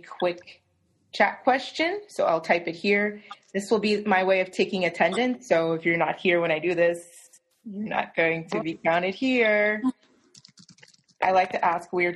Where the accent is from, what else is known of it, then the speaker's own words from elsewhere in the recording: Del City, Oklahoma, United States; I'm from Oklahoma, and I'm actually from Del City, which is where I am right now, although I live near campus